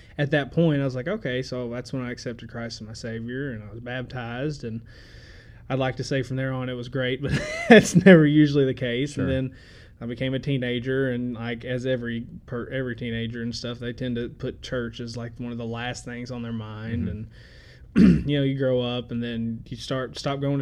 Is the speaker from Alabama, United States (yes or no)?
no; Murray, Kentucky, United States; also born or lived in Memphis; I was born and raised here in Murray